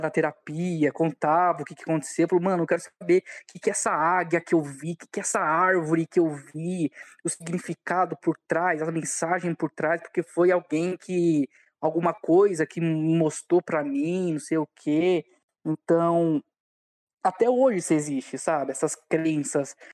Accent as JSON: {"language": "Portuguese", "town": "São Bernardo do Campo", "region": "São Paulo", "country": "Brazil", "tie": "born or raised there", "also_born_or_lived": "Diadema", "said": "Nasci em Diadema, mas sempre morei aqui em São Bernardo."}